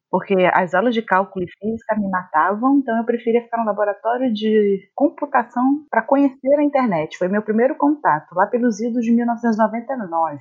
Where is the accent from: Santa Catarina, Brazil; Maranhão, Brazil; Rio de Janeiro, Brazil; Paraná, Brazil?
Rio de Janeiro, Brazil; accent: carioca; o pessoal diz que eu não tenho tanto sotaque carioca. Carioca não acha que eu sou daqui quando eu converso